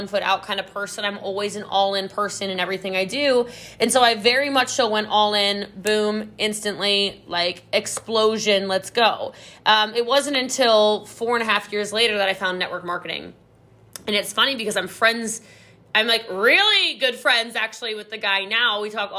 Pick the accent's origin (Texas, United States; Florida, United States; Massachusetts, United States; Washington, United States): Texas, United States; Yeah, I'm a Texan. I live in North Dallas.